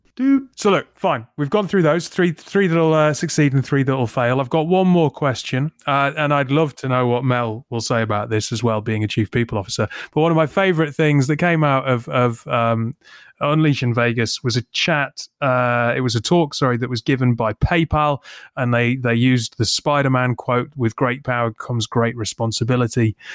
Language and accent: English; United Kingdom; I'm terribly British